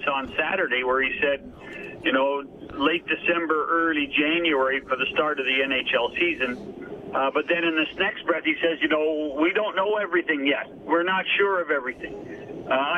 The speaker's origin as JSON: {"language": "English", "country": "Canada"}